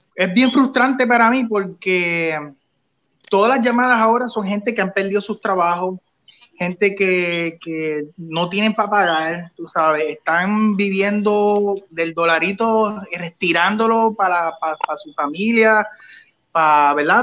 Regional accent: Puerto Rico

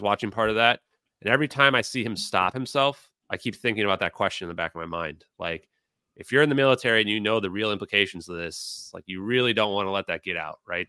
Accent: United States; I'm a healthy American

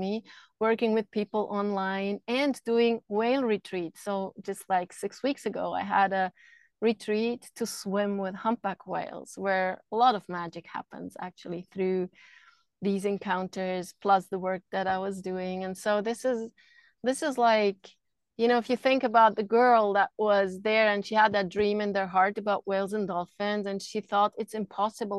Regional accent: Switzerland; I grew up in Switzerland

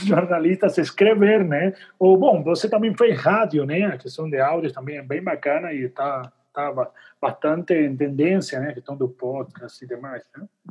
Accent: Argentina; Eu sou argentino

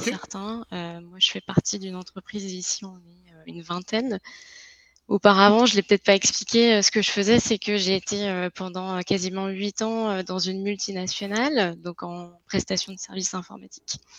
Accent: Lille, Hauts-de-France, France; accent: French; moved away as an adult; now in Quebec, Canada; je suis de France et euh, plus précisément de Lille, donc c'est le nord de la France, près de la Belgique

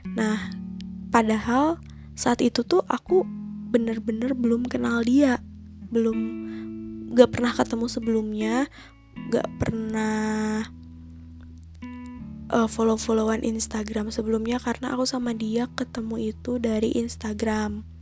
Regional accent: Bandung, West Java, Indonesia; aku ini asli dari Bandung, jadi aku sama dia itu LDR Bandung Jakarta.

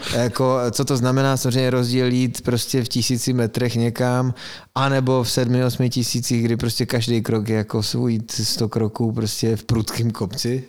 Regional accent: Frýdek-Místek, Moravian-Silesian Region, Czechia; jsem z Beskyt

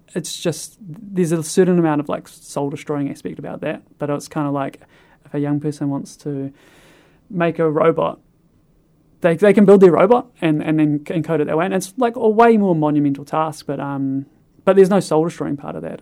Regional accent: Kāpiti Coast, Wellington, New Zealand; now in Christchurch, New Zealand; I'm originally from the Carpathy Coast in the North Island

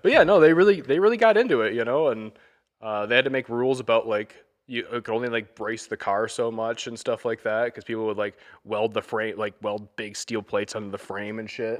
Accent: Michigan, United States; I'm from Michigan

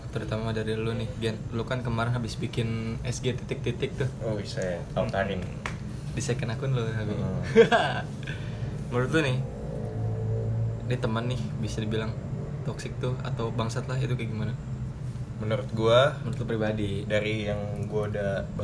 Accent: Bogor, West Java, Indonesia; gue orang Bogor agama gue agama sebelum Wali Songo

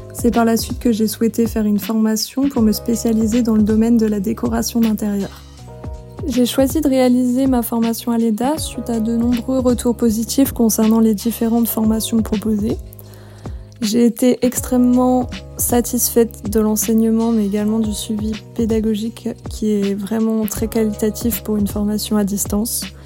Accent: Dijon, Bourgogne-Franche-Comté, France; je viens de la région de Bourgogne, plus précisément de Dijon.

